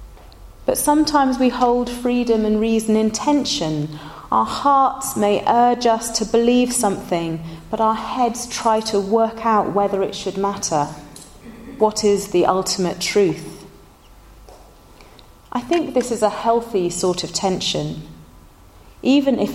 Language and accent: English; Somerset, South West England, United Kingdom; moved away; when I was growing up in Somerset, my favourite place to play was the Great Forest